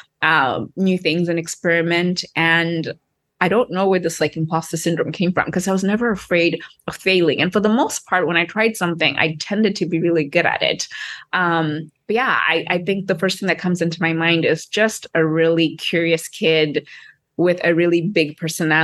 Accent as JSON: {"language": "English", "region": "Harare", "country": "Zimbabwe", "tie": "born or raised there", "also_born_or_lived": "Cape Town", "moved": "as an adult", "said": "I grew up in Harare, Zimbabwe"}